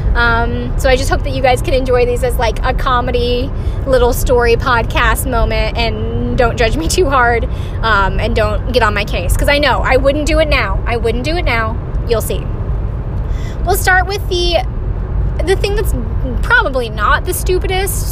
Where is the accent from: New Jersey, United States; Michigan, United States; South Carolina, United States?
South Carolina, United States; Greenville; now in North Carolina, United States; I am someone who was born and raised in South Carolina